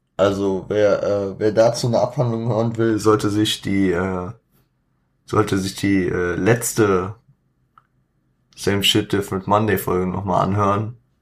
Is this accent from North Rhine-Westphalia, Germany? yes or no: no; Frankfurt, Hesse, Germany; ich als Frankfurter